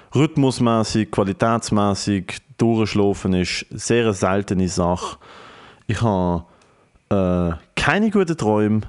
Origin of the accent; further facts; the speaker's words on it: Germany; ich als Deutscher mit deutscher Familie